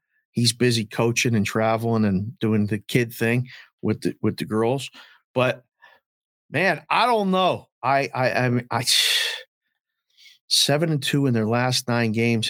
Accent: Pittsburgh, Pennsylvania, United States; I'm a guy from Pittsburgh, but I don't live and breathe it.

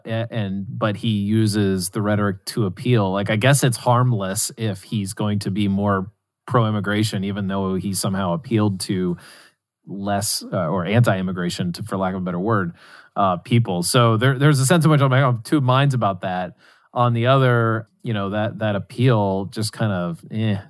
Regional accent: West Virginia, United States; where I grew up in West Virginia

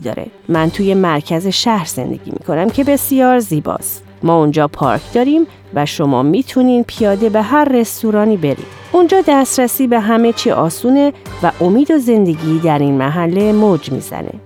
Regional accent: Chicago, Illinois, United States; من در شیکاگو بزرگ شدم

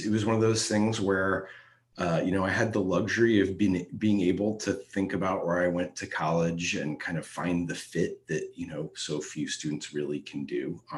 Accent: Dayton, Ohio, United States; I'm a native of Dayton, Ohio.

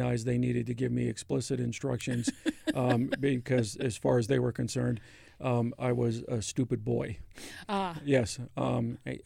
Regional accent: Pennsylvania, United States; my home state of Pennsylvania

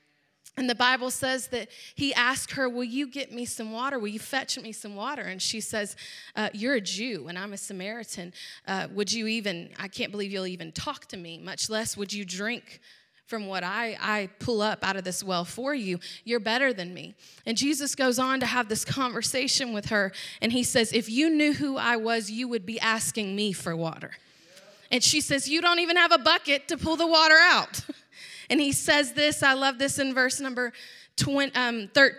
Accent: Georgia, United States; I grew up in a Southern home, obviously. I'm from Georgia

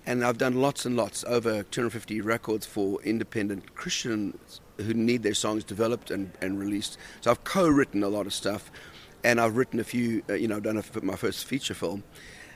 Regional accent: South Africa; moved away as an adult; also born or lived in Australia; I grew up in South Africa, and then we moved to Australia

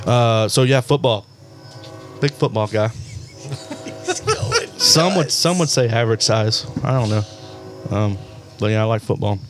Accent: Marietta, United States; No, I'm from Marietta.

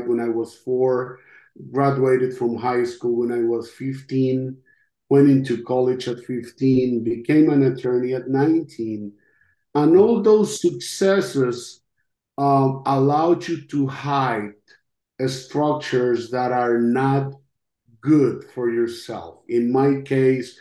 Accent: Costa Rica; first language Spanish; English is a second language; moved away as an adult; now in United States; I'm from Costa Rica.

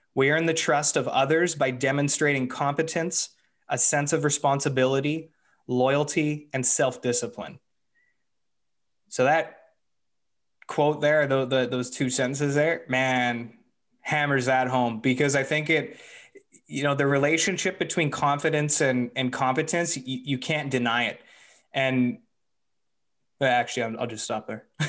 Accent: Canada; as a Canadian

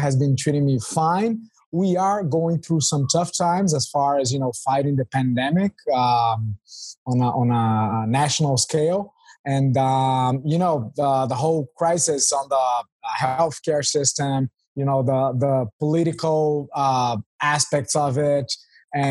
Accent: Rio de Janeiro, Brazil; moved away as an adult; now in Curitiba, Brazil; I'm originally born and raised in Rio

